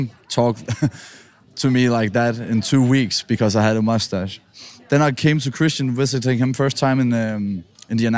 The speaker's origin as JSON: {"language": "English", "country": "Denmark", "second_language": "English", "moved": "yes", "said": "I'm from Denmark"}